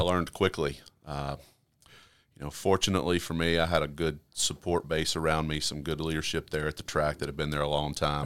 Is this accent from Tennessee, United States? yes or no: yes; Clarksville, Tennessee, United States; I grew up in Clarksville, very close to here.